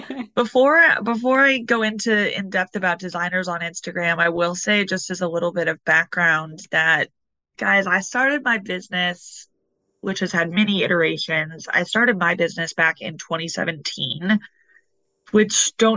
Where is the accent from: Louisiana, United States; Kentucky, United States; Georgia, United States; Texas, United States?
Kentucky, United States; Louisville; moved away as an adult; also born or lived in Brooklyn, New York City; now in New York City, United States; I'm originally from Louisville, Kentucky, which is the land of bourbon